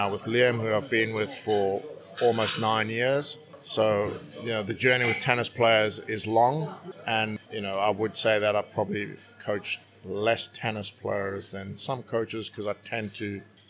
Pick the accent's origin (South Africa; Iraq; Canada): South Africa; also born or lived in United States; now in United Kingdom; I grew up in South Africa